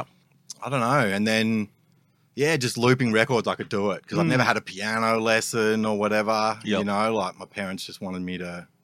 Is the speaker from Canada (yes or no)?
no; Malaysia; also born or lived in England / Sandringham, Australia; now in Australia; I sort of grew up in like England and Malaysia. I was born in Malaysia. We travelled around a bit, but my family eventually settled in Sandringham.